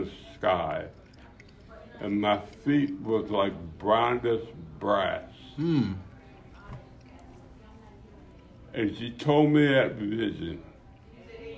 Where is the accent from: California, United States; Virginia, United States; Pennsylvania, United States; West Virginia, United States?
Pennsylvania, United States; Philadelphia; knuckleheads from North Philadelphia